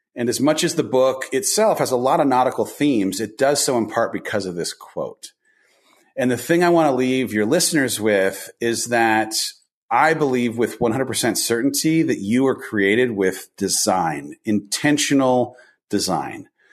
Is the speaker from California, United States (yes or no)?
yes; Southern California, United States; born or raised there